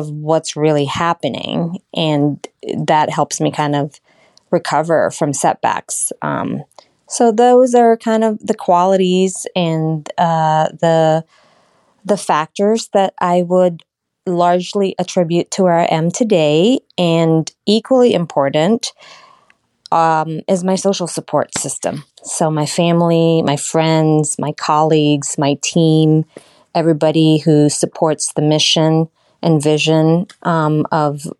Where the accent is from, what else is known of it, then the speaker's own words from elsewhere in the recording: Australia; moved away as an adult; also born or lived in Philippines; now in United States; I was born in the Philippines. I migrated, my family and I migrated to Australia, where I had attended most of my education. And then I moved to the States when I was 25